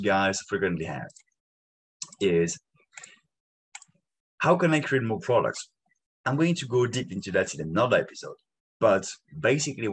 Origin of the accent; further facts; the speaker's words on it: France; English is a second language; In France, we say it